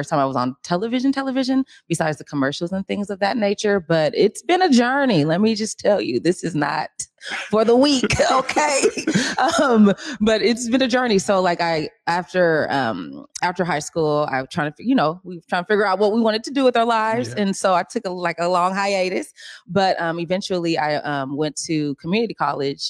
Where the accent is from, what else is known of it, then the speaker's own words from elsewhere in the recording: Seattle, Washington, United States; also born or lived in New York; I get work here in Seattle, Washington, it's usually through the casting director here because I've built relationships with them here, my hometown